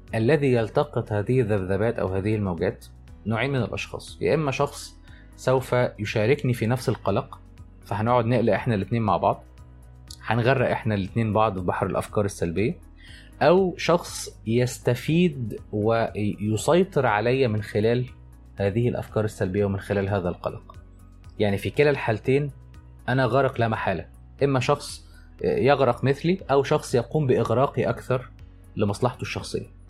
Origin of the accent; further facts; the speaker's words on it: Egypt; عندنا في مصر